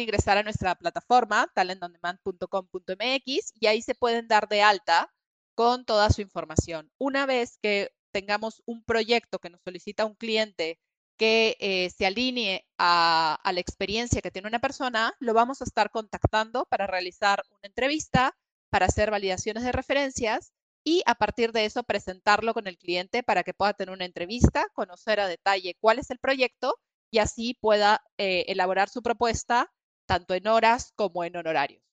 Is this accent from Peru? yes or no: yes; Peru; moved away as an adult; also born or lived in New York; now in Mexico City, Mexico; soy peruana originalmente, estudié allá y después de un tiempo en Perú decidí irme a estudiar una maestría